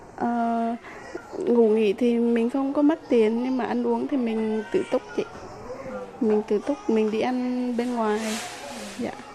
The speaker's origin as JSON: {"language": "Vietnamese", "region": "Nghệ An", "country": "Vietnam", "moved": "as an adult", "lives_now": "Taipei, Taiwan", "said": "Em đến từ Nghệ"}